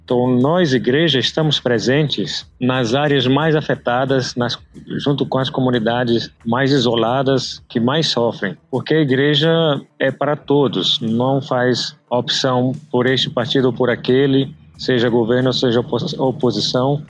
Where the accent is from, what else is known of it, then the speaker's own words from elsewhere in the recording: Balsas, Maranhão, Brazil; moved away as an adult; now in South Sudan; Eu sou de Balsas, no interior do Maranhão